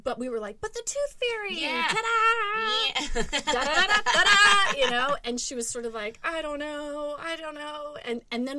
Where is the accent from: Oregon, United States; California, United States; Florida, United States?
Florida, United States; Orlando; I'm a Florida kid, I grew up very apathetic about Disney